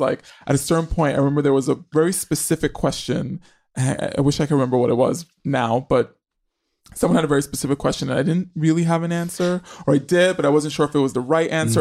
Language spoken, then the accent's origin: English; New York City, New York, United States; I grew up in New York City in the eighties